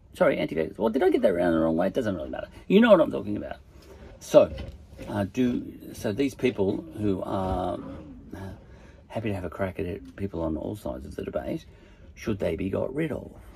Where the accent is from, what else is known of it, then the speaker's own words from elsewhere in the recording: Australia; accent: Aussie; my Aussie accent